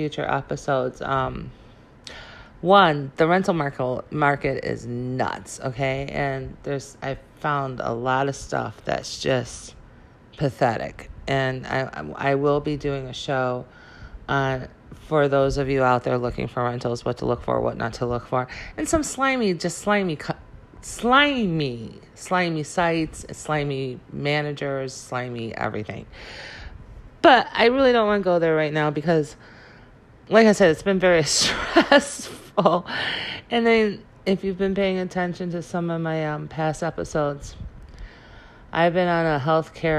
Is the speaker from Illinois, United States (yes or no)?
yes; Illinois, United States; moved away as an adult; also born or lived in California / Wisconsin / Memphis, Tennessee / Chicago; I was born in California, but we moved to Illinois when I was 2. And I lived here in Illinois probably